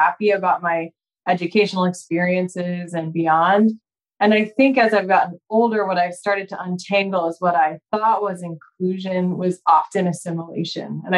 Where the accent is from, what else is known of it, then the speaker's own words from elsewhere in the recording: Spokane, Washington, United States; also born or lived in Chicago area / Seattle area, Washington; I was born in the Chicago area and grew up in Spokane, Washington, on the east side of the state.